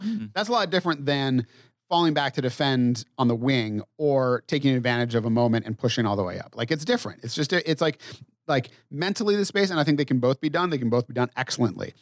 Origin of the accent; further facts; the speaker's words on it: New England, United States; I grew up in New England